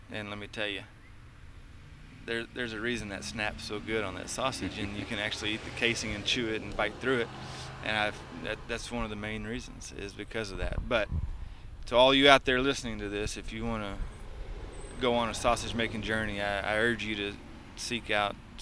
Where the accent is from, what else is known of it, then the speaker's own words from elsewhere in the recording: East Texas, United States; now in Hutto, Texas, United States; I'm from East Texas, so I'm a redneck myself.